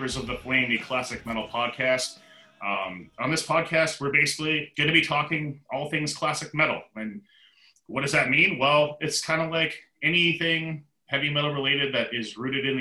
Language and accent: English; Canada; moved away as an adult; now in Seattle, United States; back in Canada when I lived there. I am Canadian, now living in Seattle